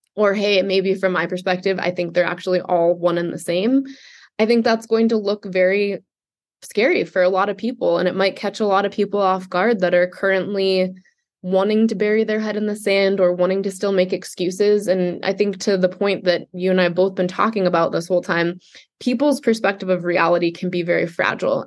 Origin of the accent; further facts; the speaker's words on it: New York City, New York, United States; I was raised Jewish in Manhattan